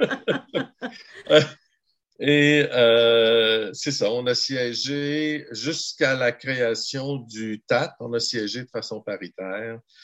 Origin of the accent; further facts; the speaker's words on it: Gaspésie, Quebec, Canada; also born or lived in Ottawa; moi, je suis originaire de la Gaspésie